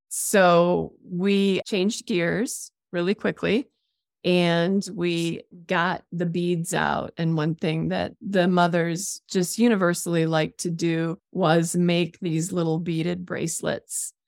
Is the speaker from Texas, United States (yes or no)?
no; Rockford, Illinois, United States; moved away as an adult; now in Jackson Hole, United States; I was born in the Midwest in Illinois. in a town called Rockford, Illinois